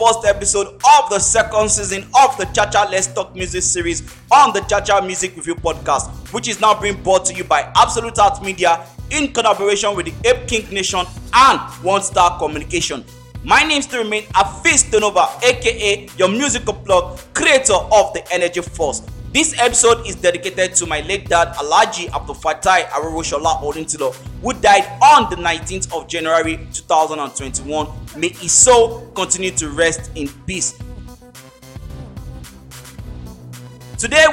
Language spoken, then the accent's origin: English; Nigeria; being a Nigerian child and a Nigerian parent